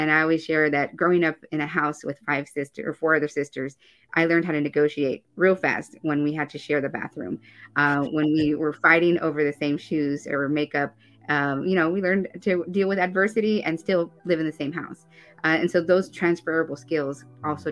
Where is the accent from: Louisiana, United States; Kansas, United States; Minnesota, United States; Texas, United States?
Kansas, United States; I ran for office and was elected in my home state of Kansas